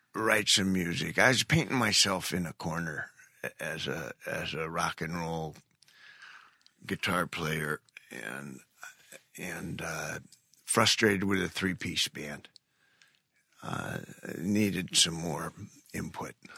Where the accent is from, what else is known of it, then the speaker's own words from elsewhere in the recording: Cleveland, Ohio, United States; I'm from Cleveland